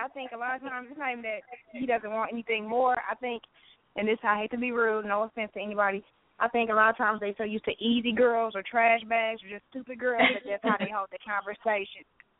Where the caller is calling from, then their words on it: Milwaukee, Wisconsin, United States; calling from Milwaukee.